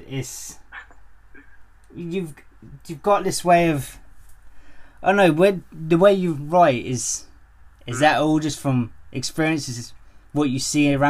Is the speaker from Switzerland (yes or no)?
no; England, United Kingdom; I'm English and I'm too white for it to be as hot as it is.